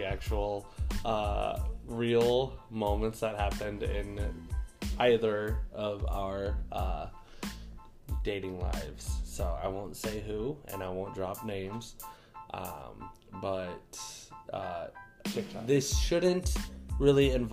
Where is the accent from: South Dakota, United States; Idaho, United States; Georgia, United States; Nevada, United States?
South Dakota, United States; growing up in South Dakota